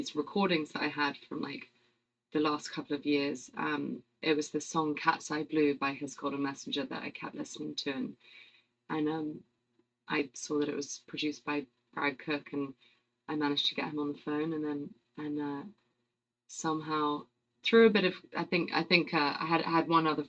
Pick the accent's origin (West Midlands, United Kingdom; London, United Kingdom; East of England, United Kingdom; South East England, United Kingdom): London, United Kingdom; accent: British; I'm very English. I'm from... I'm from London, and grew up in a place called Chiswick, which is sort of kind of 20 minutes outside of actual London, so sort of suburban enough, but close enough to London